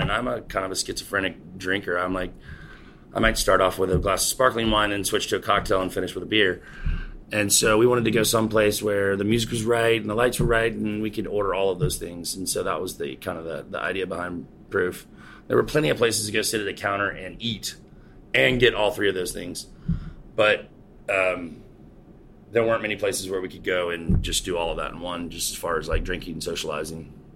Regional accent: Charleston, South Carolina, United States; also born or lived in Folly Beach, South Carolina; I grew up here in Charleston. Uh, I grew up over on James Island, which is just like one of the, I guess, one of the barrier islands to the city

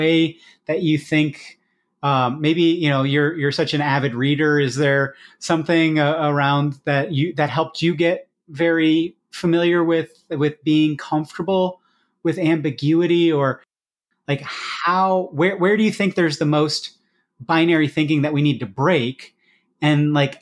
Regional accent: Iowa, United States; I come from Iowa, so large scale farming

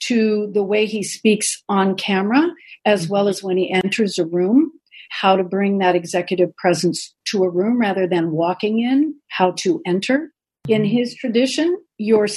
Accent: United States; I'm an American woman

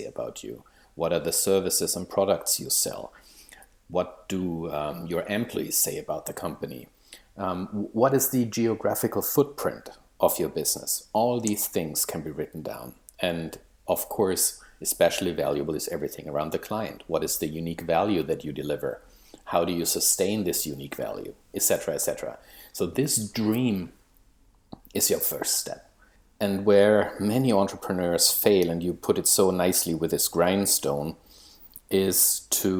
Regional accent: Germany; moved away as an adult; now in Maple Ridge, Canada; I live in Canada. Originally, I'm from Germany

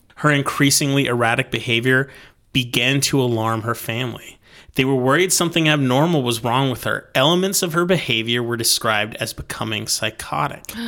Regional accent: United States; as an American

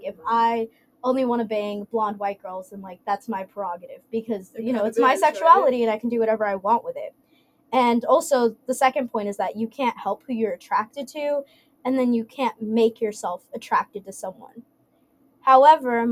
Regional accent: Dallas, Texas, United States; I'm from Dallas

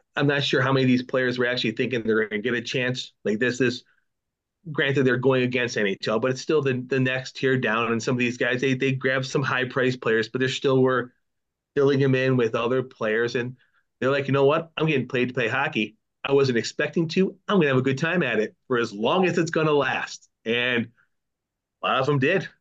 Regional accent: Buffalo, New York, United States; growing up in Buffalo

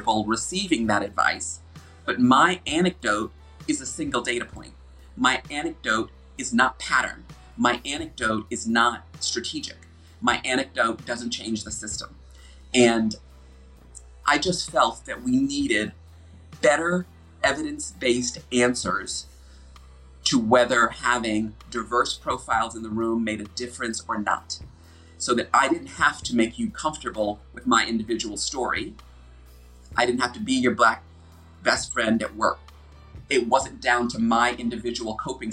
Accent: United States; accent: American; moved away as an adult; now in United Kingdom; an American person living and working in the UK

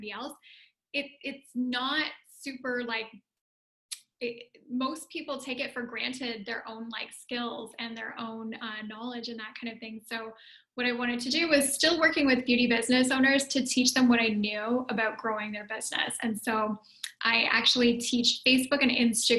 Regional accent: Canada; also born or lived in Ottawa, Canada / Italy; So I'm Canadian

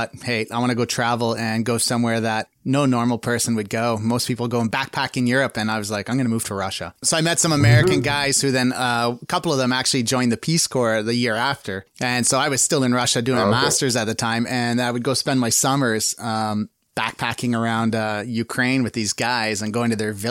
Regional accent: Canada; I'm Canadian

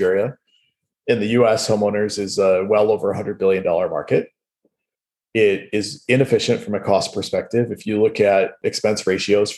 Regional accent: Wisconsin, United States; moved away; where I grew up in Wisconsin

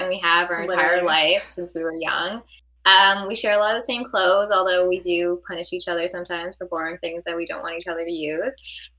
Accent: Canada; We are Canadian actresses, have been doing this for a while now. Still living in Canada

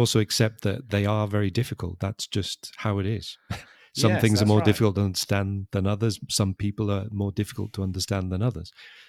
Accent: England, United Kingdom; accent: English; We have English accents because we're from England, from different parts of England.

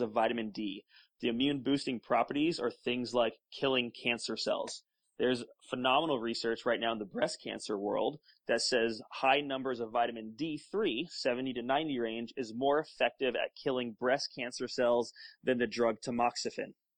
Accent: Florida, United States; we grew up together in Florida

